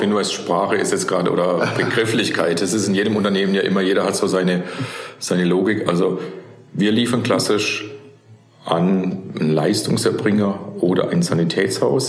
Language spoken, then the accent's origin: German; near Karlsruhe, Baden-Württemberg, Germany; moved away as an adult; also born or lived in Stuttgart region; ich bin klassisch in Baden aufgewachsen, ja. in der Nähe von Karlsruhe